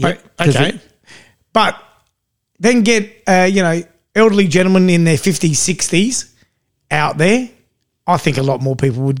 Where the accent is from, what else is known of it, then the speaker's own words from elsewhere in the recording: England, United Kingdom; And I said, Michael, we're English.